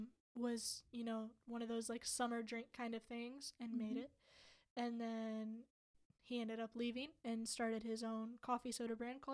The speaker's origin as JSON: {"language": "English", "region": "Midwest", "country": "United States", "also_born_or_lived": "Ohio", "moved": "yes", "lives_now": "Nashville, United States", "said": "From the Midwest, too. Very quickly ended up not saying pop."}